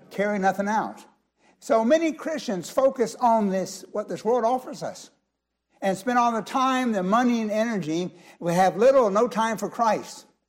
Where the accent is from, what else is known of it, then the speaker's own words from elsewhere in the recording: United States; our country